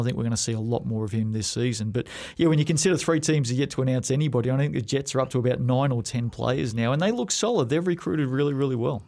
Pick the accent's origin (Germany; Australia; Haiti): Australia; now in New Zealand; growing up in Australia